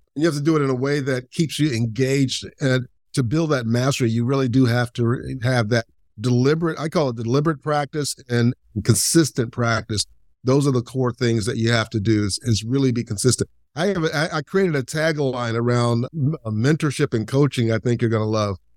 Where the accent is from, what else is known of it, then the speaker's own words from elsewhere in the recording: Lakeland, Florida, United States; where I grew up in Lakeland, Florida